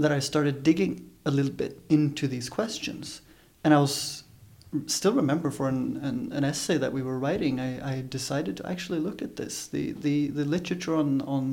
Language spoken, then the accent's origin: English; Stockholm, Stockholm County, Sweden; moved away; I'm from Sweden. That's where I grew up with my family in Stockholm.